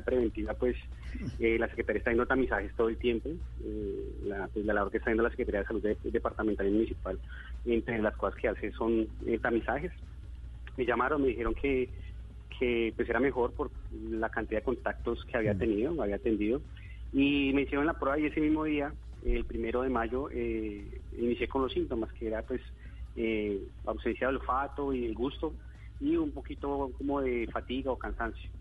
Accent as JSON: {"language": "Spanish", "region": "Bogotá", "country": "Colombia", "moved": "as an adult", "said": "yo soy bogotano"}